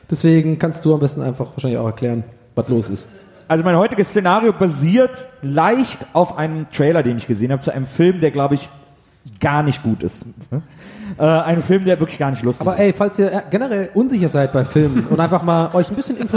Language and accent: German; Cologne, North Rhine-Westphalia, Germany; Ich bin Kölner.